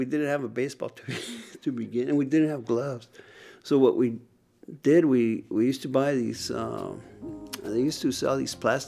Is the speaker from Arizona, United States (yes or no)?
yes; Nogales, Arizona, United States; also born or lived in Arcata, California; I grew up in Nogales since the age of 10 months old